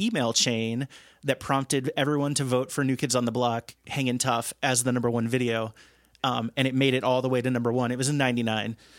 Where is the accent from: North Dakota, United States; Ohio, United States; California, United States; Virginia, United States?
Ohio, United States; outside of Cincinnati; I grew up outside of Cincinnati